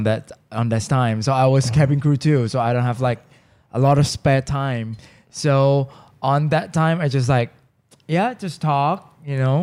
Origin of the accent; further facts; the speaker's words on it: Bangkok, Thailand; I was born and raised in Bangkok.